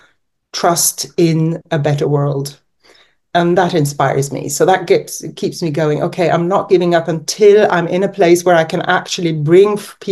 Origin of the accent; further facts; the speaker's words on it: Norway; also born or lived in England / California, United States; I've grown up mainly in Norway, born in England, and I've lived in the US for 2 years, but that was in my teens